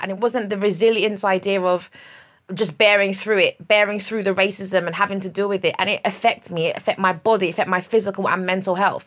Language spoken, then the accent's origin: English; United Kingdom; I'm British Nigerian.